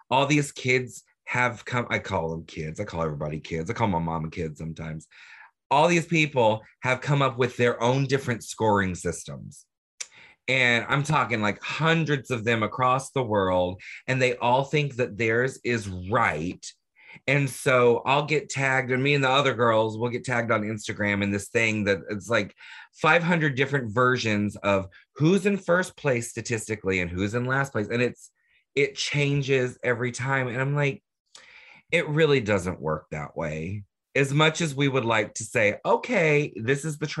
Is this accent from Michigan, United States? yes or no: no; Orlando, Florida, United States; I grew up in Orlando